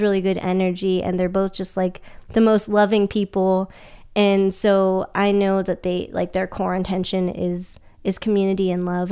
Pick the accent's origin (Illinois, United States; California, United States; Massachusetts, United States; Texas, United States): California, United States; Sacramento; moved away; I'm originally from Sacramento